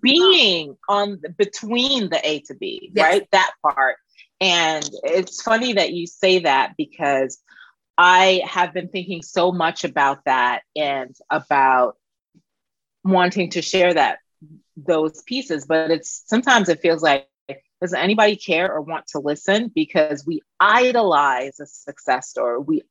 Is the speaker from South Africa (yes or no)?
no; Jamaica; Yeah, I'm from Jamaica, yeah.